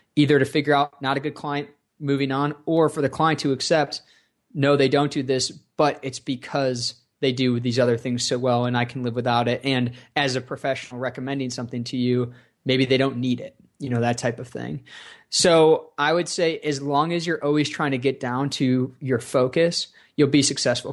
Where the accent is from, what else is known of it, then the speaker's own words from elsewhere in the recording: Rochester, New York, United States; I grew up in Rochester, New York